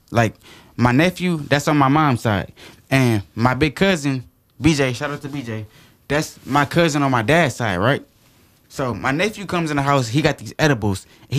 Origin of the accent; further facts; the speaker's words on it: Chicago, Illinois, United States; now in Flint, United States; even though I'm from Chicago